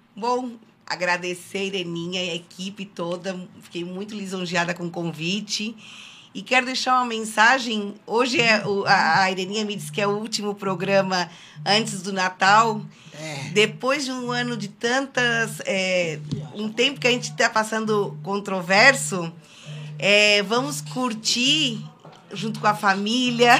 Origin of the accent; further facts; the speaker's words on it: Mazatlán, Sinaloa, Mexico; first language Spanish; Portuguese is a second language; also born or lived in Laguna, Brazil; now in Brazil; Mazatlán, que, que é a minha cidade natal no México